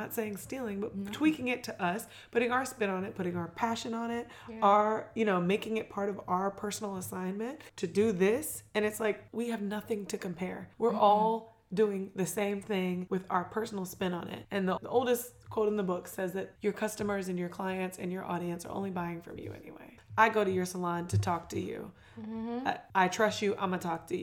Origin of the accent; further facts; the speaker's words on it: St. Augustine, Florida, United States; I'm from St. Augustine